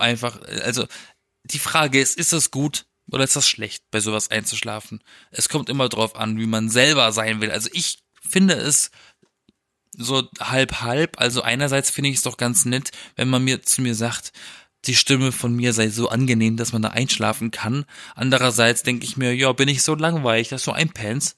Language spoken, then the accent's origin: German; Europa-Park area, Baden-Württemberg, Germany; moved away; ich war im Europapark, das ist der geilste Park der Welt, in meiner Heimat